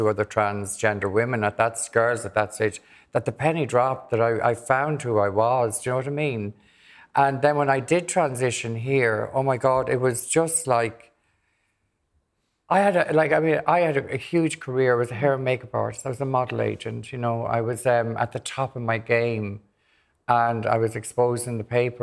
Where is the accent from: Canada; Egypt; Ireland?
Ireland; Dublin, Leinster; also born or lived in Granard, County Longford; I was born in June 1958 in Granner County, Longford, and lived there till I was seven, and then came to Dublin and was schooled in Dublin